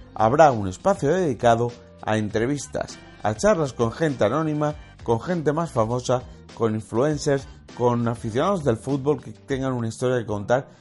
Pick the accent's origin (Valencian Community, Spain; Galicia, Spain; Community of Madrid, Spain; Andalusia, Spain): Valencian Community, Spain; como soy valenciano, simpatizo con el Valencia